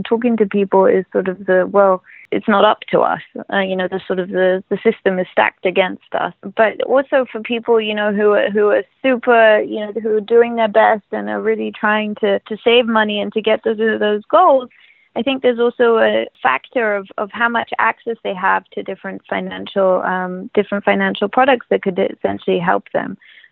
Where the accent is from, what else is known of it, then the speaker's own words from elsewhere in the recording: London, United Kingdom; also born or lived in Los Angeles; now in Israel; I grew up in London